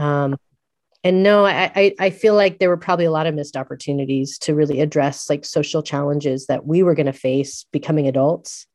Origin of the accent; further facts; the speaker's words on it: San Francisco, California, United States; also born or lived in Eugene, Oregon; having grown up in San Francisco